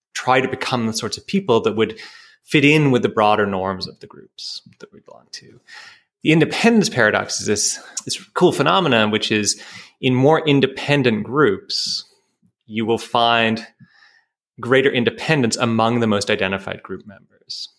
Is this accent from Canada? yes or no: yes; Canada; I'm a Canadian, that's part of my identity